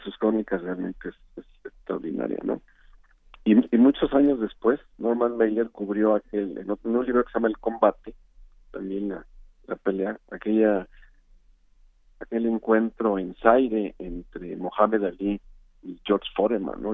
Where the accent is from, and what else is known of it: Mexico